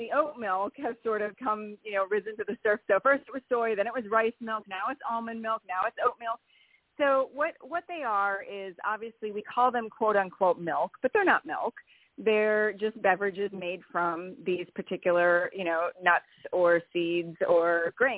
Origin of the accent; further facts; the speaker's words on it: Wisconsin, United States; I am from Wisconsin